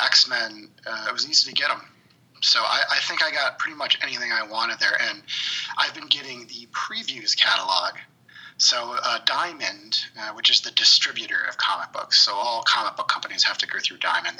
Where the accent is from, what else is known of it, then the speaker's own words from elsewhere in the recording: Liverpool, New York, United States; also born or lived in Long Island, New York / Oswego, New York; now in Chicago, United States; I grew up in Syracuse, New York. In Liverpool, which is just outside of Syracuse. I'm in Chicago now